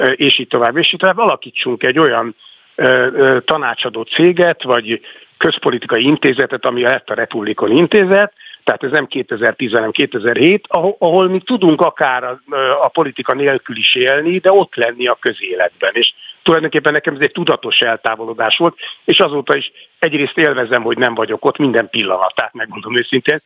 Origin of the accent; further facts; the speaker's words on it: Budapest, Hungary; also born or lived in Szombathely; újlipott városi gyerek számára, aki egyébként tényleg szombathelyen születtem, de ez csak egy véletlen néhány hónapot éltem ott, aztán visszajöttünk Pestre.